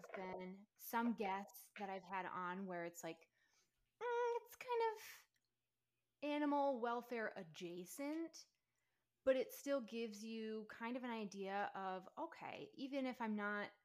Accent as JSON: {"language": "English", "region": "Minnesota", "country": "United States", "moved": "yes", "lives_now": "Alabama, United States", "said": "So I am originally from Minnesota, moved to Alabama"}